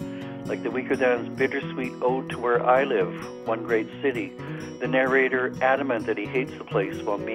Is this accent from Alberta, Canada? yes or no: no; Winnipeg, Manitoba, Canada; calling from the middle of Canada and my hometown of Winnipeg.